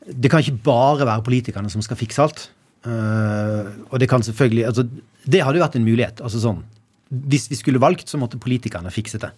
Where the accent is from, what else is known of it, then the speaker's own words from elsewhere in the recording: Bergen, Vestland, Norway; also born or lived in Arna / Sandviken / Danmarksplass; Jeg vokste mest opp eller jeg vokste opp i Åsane den tiden som har betydd mest for meg